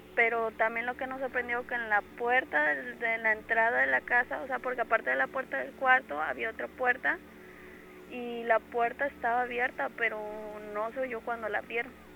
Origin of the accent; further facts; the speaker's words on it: Córdoba, Veracruz, Mexico; De aquí, de Córdoba.